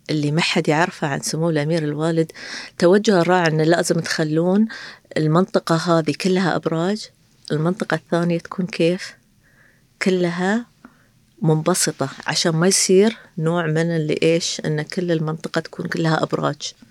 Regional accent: Qatar; أنا ك كابنة قطرية أو كقطرية أروح كتارة أي شيء أطلب من كتارة لا يرد لي طلب

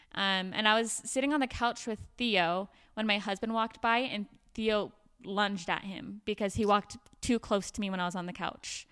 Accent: Provo, Utah, United States; also born or lived in Davis County, Utah; I'm from Provo, Utah, but live up here in Davis County now

